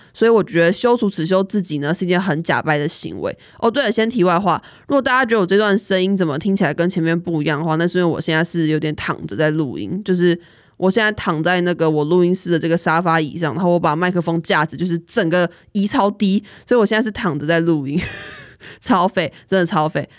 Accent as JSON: {"language": "Chinese", "region": "Kaohsiung", "country": "Taiwan", "said": "我就是说哦，我是高雄人这样"}